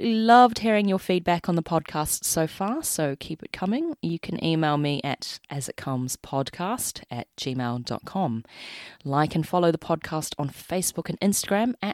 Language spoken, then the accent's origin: English; New Zealand; accent: Kiwi; my Kiwi accent